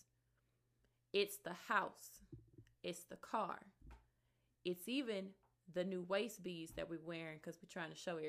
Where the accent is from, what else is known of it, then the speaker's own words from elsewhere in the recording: Montgomery, Alabama, United States; moved away as an adult; now in Georgia, United States; I'm from Montgomery, Alabama, but I currently reside in Georgia, where I am stationed